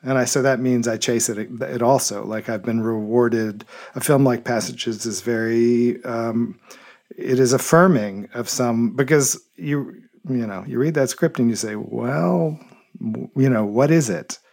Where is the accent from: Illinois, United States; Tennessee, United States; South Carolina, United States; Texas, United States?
Tennessee, United States; Memphis; I was born in Memphis, Tennessee, in nineteen sixty-five, and grew up there